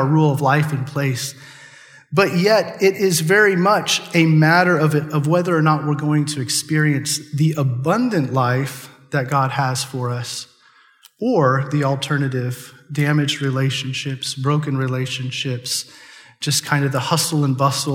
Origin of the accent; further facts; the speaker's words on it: Chatter, Nebraska, United States; I grew up in Chatter, Nebraska